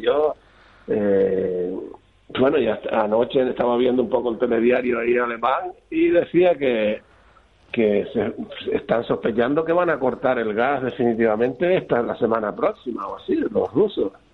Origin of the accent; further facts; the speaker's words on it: Lanzarote, Canary Islands, Spain; moved away as an adult; now in Berlin, Germany; yo ya soy casi alemán, aunque soy de Lanzarote.